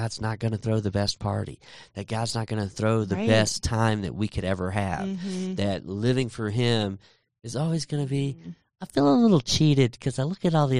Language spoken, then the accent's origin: English; Texas, United States; And I grew up in Texas.